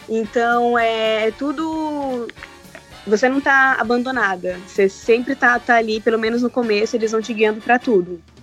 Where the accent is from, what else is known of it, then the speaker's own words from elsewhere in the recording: Osasco, São Paulo, Brazil; moved away as an adult; now in United States; eu sou de Osasco